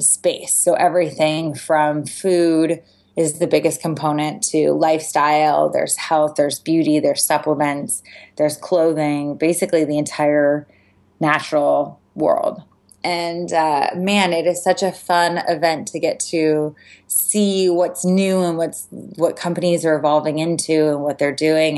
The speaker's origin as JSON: {"language": "English", "town": "San Diego", "region": "California", "country": "United States", "tie": "born or raised there", "said": "when I was eight years old, growing up in San Diego"}